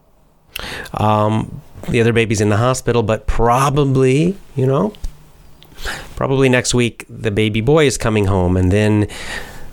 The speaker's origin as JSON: {"language": "English", "region": "Georgia", "country": "United States", "said": "I'm from the United States of America. I'm American, specifically from the state of Georgia"}